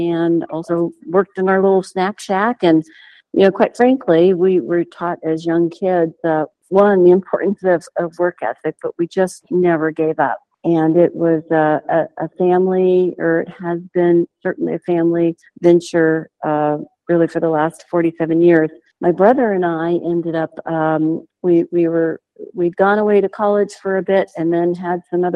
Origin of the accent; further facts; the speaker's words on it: Perris, California, United States; also born or lived in Huntington Beach, California; in 1976, mom and dad passed us up and we moved from Huntington Beach to the city of Perris